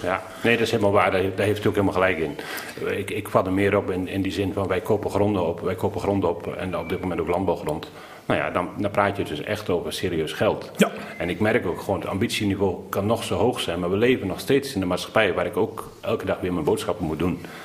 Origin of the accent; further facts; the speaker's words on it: Veluwe, Gelderland, Netherlands; Ik ben opgegroeid op de Veluwe, een prachtige boerderij.